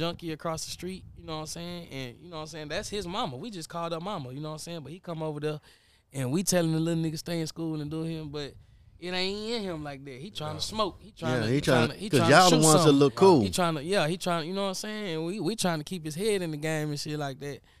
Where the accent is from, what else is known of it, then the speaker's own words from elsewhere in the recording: Montgomery, Alabama, United States; where I'm from in Montgomery, Alabama